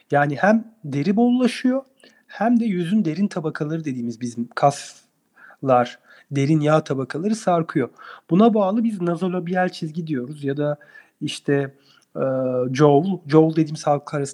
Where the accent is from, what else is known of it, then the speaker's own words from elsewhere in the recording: Adana, Turkey; Hayır, Ankara Tıp mezunu Adanalıyım ben.